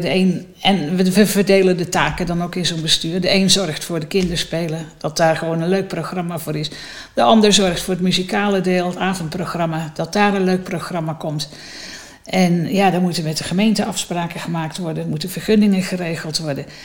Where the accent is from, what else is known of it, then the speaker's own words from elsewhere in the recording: North Brabant, Netherlands; moved away as an adult; now in Baarn, Netherlands; Ik ben in Midden-Brabant opgegroeid